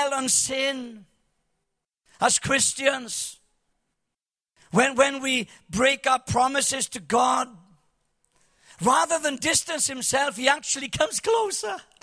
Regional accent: Cardiff, Wales, United Kingdom; I'm from Cardiff.

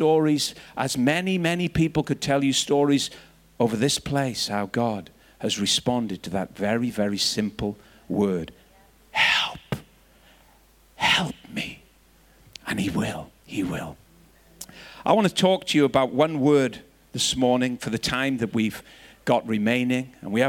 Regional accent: Northern Ireland, United Kingdom; I was growing up in Northern Ireland, and there was bombs and bullets and riots all around

